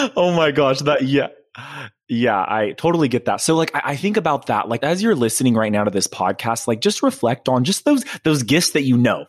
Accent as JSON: {"language": "English", "town": "Fresno", "region": "California", "country": "United States", "tie": "born or raised there", "also_born_or_lived": "Madera, California", "said": "in, um, Northern California, in, in Fresno a, and Madera"}